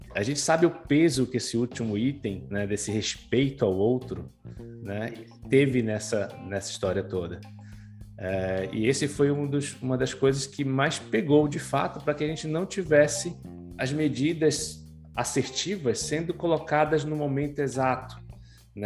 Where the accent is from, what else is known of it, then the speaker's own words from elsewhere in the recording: Pará, Brazil; eu sou paraense